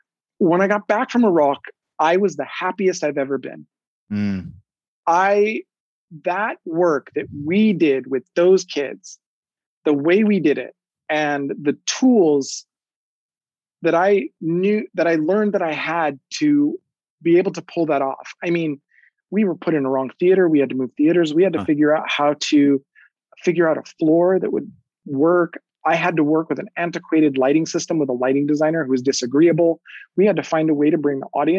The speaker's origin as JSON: {"language": "English", "region": "New Mexico", "country": "United States", "tie": "born or raised there", "moved": "yes", "said": "go back to New Mexico and share our work with my hometown and my dance community back home"}